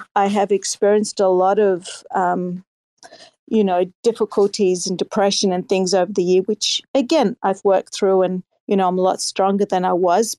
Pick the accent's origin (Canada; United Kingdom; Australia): Australia; I'm from Australia